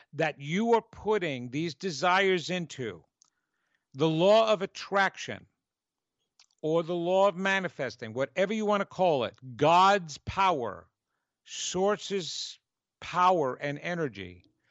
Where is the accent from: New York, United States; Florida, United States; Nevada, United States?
New York, United States; accent: New York; my New York accent